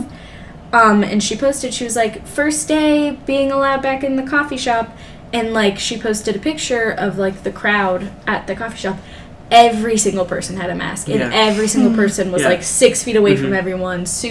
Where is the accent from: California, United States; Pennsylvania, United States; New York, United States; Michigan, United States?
California, United States; now in Ohio, United States; I'm from California